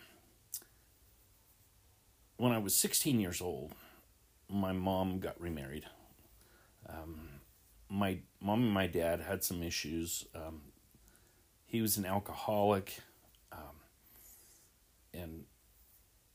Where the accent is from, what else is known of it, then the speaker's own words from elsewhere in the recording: Salt Lake City, Utah, United States; I grew up in Salt Lake City in Rose Park.